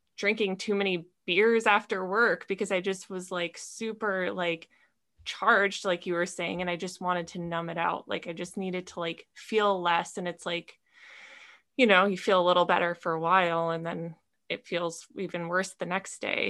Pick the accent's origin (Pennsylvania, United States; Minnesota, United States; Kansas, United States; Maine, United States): Minnesota, United States; moved away as an adult; now in California, United States; I grew up in Minnesota in a small town